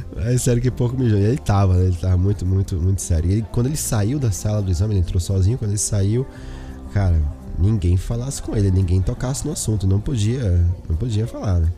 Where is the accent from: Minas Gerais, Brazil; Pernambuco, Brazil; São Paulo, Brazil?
Pernambuco, Brazil; Olinda; moved away; eu sou de Pernambuco, né? De Olinda, Recife